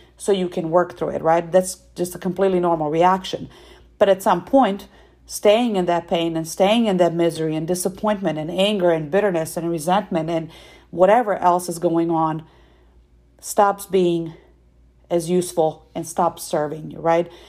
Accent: Serbia; moved away; I am originally from Serbia

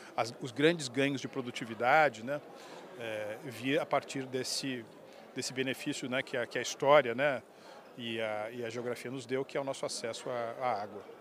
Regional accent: São Paulo, Brazil; nasci em São Paulo, uh, cresci no bairro das Perdizes

